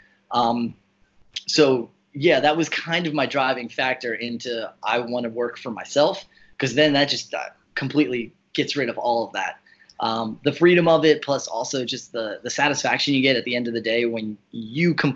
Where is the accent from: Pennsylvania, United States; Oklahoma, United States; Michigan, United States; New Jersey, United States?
New Jersey, United States; we're from South Jersey